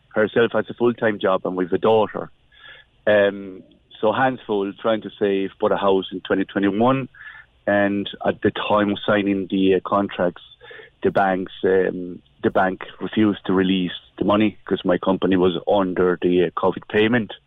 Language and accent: English; Spain; moved away as an adult; now in Ireland; we're coming from from Spain, so we've been living in Ireland for the last twenty years